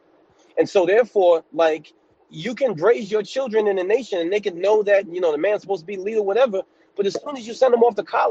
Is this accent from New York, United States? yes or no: yes; New York City, New York, United States; moved away as an adult; now in upstate New York, United States; I'm from New York City, but I live in upstate New York